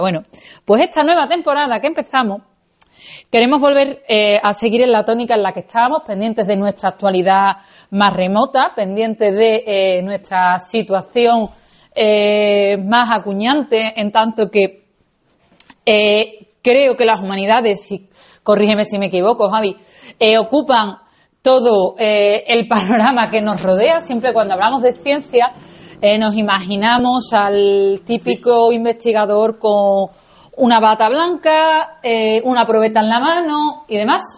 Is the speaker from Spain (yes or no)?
yes; Seville, Andalusia, Spain; accent: Andalusian; first language Spanish; yo soy de Sevilla